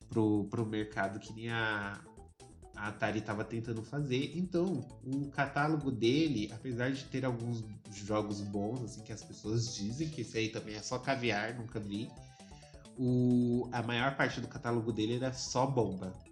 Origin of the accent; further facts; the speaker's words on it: Curitiba, Paraná, Brazil; chegou a hora de eu mostrar que eu sou de Curitiba.